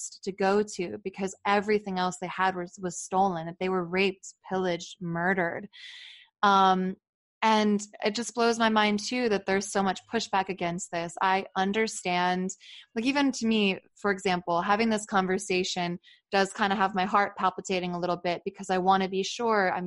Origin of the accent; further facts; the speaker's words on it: New Jersey, United States; I'm from New Jersey